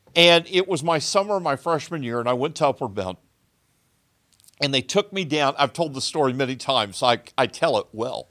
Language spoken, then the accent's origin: English; Southern Illinois, United States; born or raised there